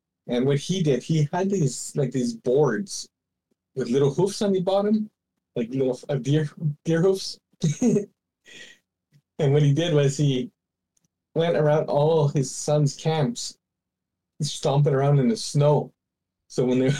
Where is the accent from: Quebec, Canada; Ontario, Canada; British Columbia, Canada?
Ontario, Canada; near Cobden Lake; the one around my hometown was the Mussie